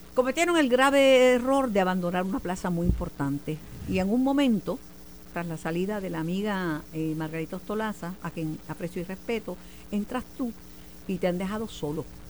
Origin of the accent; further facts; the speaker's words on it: Mayagüez, Puerto Rico; De la Santa Patrona de mi pueblo Mayagüez. Y el, domingo es el día de los mayagüezanos nacentes.